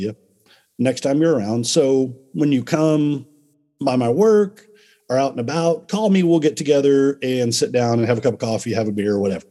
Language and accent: English; Dallas, Texas, United States; I was born in Dallas